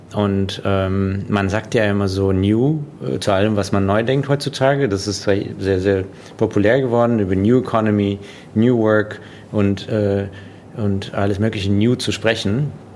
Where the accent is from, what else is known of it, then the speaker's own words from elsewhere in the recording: Russia; now in Germany; ich bin in Russland geboren und dann nach Deutschland quasi, ähm, um da jetzt ganz äh, den Kontext zu setzen, äh, gekommen